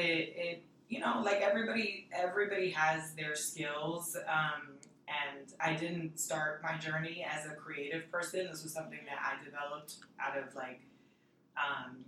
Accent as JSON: {"language": "English", "town": "New York City", "region": "New York", "country": "United States", "also_born_or_lived": "Washington Heights", "said": "Dominican from New York"}